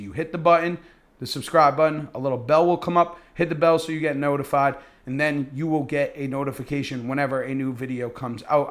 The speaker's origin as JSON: {"language": "English", "region": "Massachusetts", "country": "United States", "said": "I am from Massachusetts"}